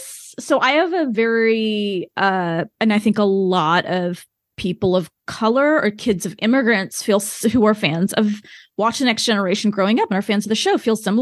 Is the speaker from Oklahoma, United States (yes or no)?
yes; small town Oklahoma, United States; I don't really fit in growing up in small town Oklahoma. Even though I am American, I don't fit in here, but I don't fit in, like, in India either. I was born in the US